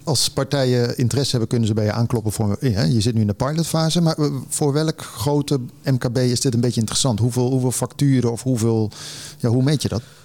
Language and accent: Dutch; Zevenaar, Gelderland, Netherlands; moved away; ik kom ook uit die buurt oorspronkelijk, Zevenaar